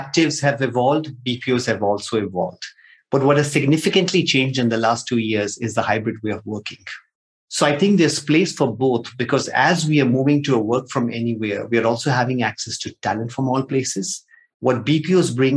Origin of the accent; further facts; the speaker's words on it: Nigeria; moved away; also born or lived in India; I've been born and brought up in Nigeria, grew up there, then moved to India, did my chartered accountancy